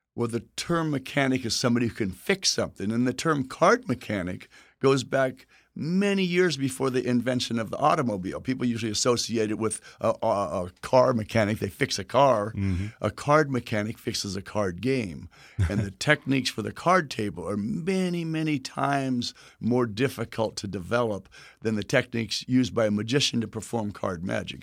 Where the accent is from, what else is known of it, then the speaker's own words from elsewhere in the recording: Texas, United States; where I'm from Texas